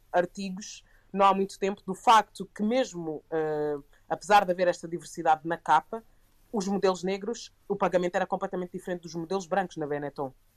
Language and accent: Portuguese; Portugal; crescendo em Portugal